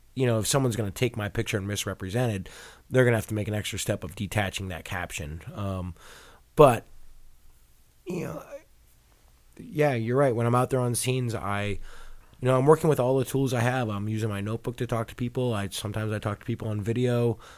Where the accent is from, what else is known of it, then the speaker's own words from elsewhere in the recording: Boston, Massachusetts, United States; I grew up in Boston